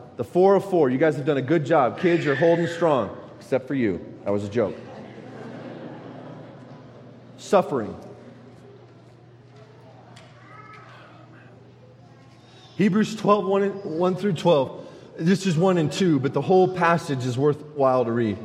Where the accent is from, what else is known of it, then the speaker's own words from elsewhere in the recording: United States; I'm an American